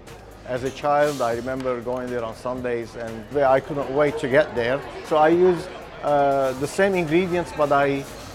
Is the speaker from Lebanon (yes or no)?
yes; Lebanon; moved away; I'm Armenian from Lebanon